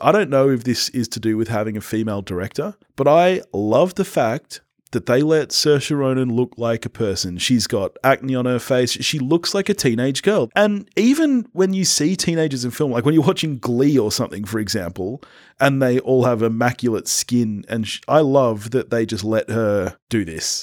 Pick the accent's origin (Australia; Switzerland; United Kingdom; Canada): Australia; I'm an Aussie